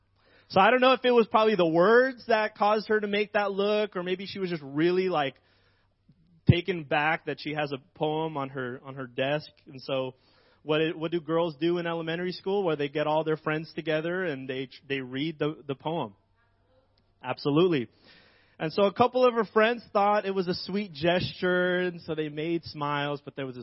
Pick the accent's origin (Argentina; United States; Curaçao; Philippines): Philippines; moved away; I'm an immigrant from the Philippines.